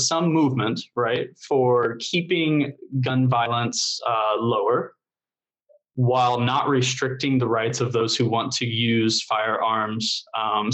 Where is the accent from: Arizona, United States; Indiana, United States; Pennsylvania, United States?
Indiana, United States; I grew up here in Indiana